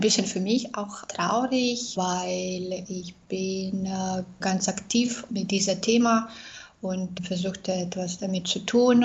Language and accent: German; Minsk, Belarus; German is a second language; moved away as an adult; also born or lived in Austria; ich bin aus Belarus.